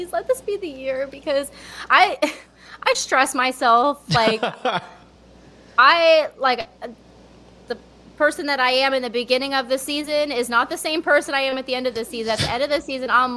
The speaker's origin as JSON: {"language": "English", "region": "Pennsylvania", "country": "United States", "moved": "yes", "lives_now": "Florida, United States", "said": "I'm from Pennsylvania originally, but I'm conditioned for Florida."}